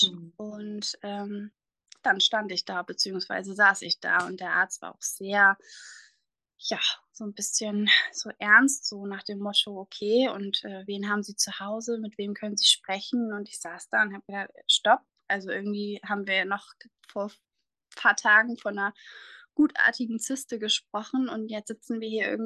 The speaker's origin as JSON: {"language": "German", "country": "Germany", "said": "ich komme aus der Nähe von Bremerhaven"}